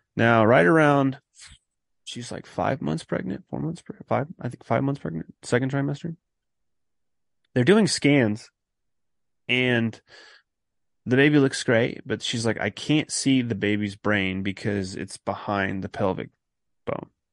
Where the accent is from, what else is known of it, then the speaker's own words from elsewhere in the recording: California, United States; moved away as an adult; I'm originally from California